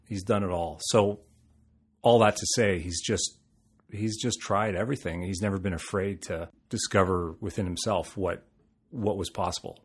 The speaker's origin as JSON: {"language": "English", "town": "Toronto", "region": "Ontario", "country": "Canada", "tie": "born or raised there", "also_born_or_lived": "London, Ontario", "said": "I'm from Toronto. I'm a Toronto boy. uh, born and raised."}